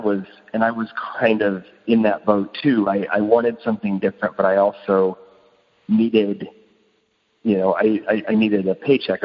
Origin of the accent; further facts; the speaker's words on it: Creston, Iowa, United States; also born or lived in Lamoni, Iowa; I'm originally from Creston and the Creston area, but I've lived in Laboni for the past 5 years.